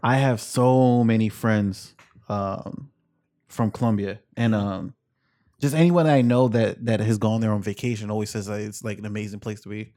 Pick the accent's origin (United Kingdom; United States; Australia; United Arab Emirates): United States